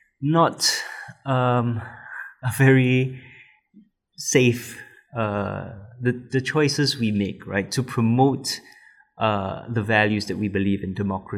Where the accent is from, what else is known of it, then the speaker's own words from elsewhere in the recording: Singapore; being Singaporean and not speaking any sort of Malay as a native language, only as a third language, which I've recently started learning